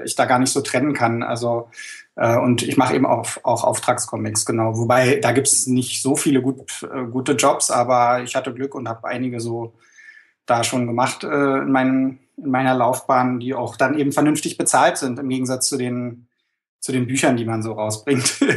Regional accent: Berlin, Germany; accent: Berlinerisch; dann fange ich an zu Berliner.

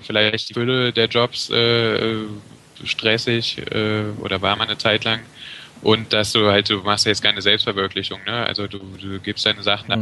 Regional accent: Brühl, North Rhine-Westphalia, Germany; Ich komme aus Brück, also ich bin hier schon immer gewesen.

